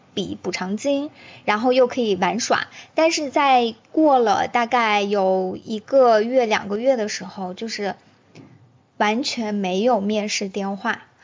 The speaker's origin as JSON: {"language": "Chinese", "country": "China", "said": "我们中国人"}